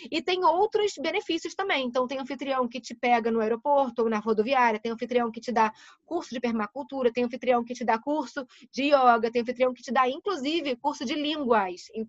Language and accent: Portuguese; Rio de Janeiro, Brazil; tô aqui no Rio, eu sou do Rio.